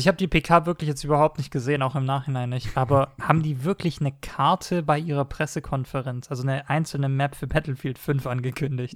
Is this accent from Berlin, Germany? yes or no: no; Stuttgart, Baden-Württemberg, Germany; ich, bin ja Stuttgarter